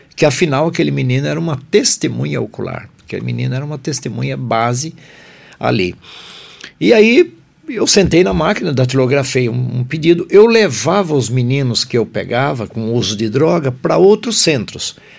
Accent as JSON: {"language": "Portuguese", "town": "Tupã", "region": "São Paulo", "country": "Brazil", "also_born_or_lived": "Marília", "moved": "as an adult", "said": "eu sou de Tupã"}